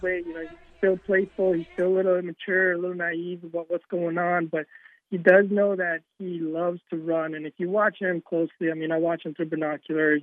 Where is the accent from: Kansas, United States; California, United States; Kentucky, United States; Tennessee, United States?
Kentucky, United States; moved away; also born or lived in New York; Since we're from Kentucky originally, you know, it's just something I grew up in.